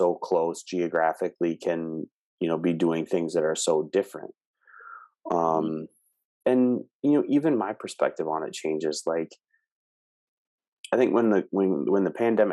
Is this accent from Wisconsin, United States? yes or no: yes; small town Wisconsin, United States; now in Minneapolis-St. Paul area, United States; my hometown and like small town Wisconsin where I came from